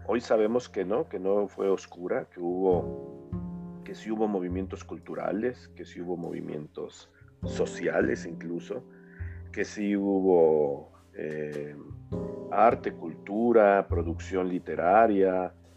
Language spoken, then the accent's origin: Spanish; Mexico; somos mexicanos, somos latinoamericanos.